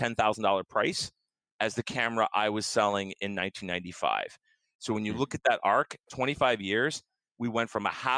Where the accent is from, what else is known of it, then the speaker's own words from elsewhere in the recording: Lancaster, Pennsylvania, United States; That led me to a job at a company called Cardinal Technologies, which was in Lancaster, my hometown